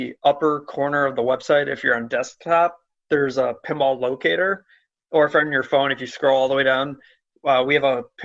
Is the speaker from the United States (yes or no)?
yes; New York, United States; now in Chicago, United States; I was born in New York, live in Chicago